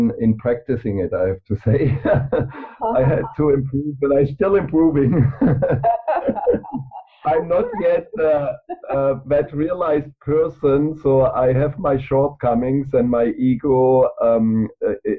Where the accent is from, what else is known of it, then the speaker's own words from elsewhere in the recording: Germany; I grew up in Germany